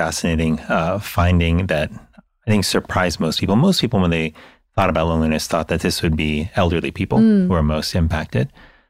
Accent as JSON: {"language": "English", "country": "United States", "tie": "born or raised there", "said": "the culture that I grew up in the United States, which I think is similar to to many, you know, cultures in the modern world"}